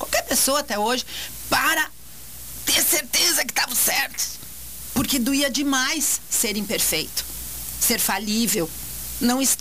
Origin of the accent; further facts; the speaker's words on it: Montenegro, Rio Grande do Sul, Brazil; E eu tô com 61. Quando era criança pequena lá em Barbacena? Lá em Barbacena, lá em Montenegro, tá?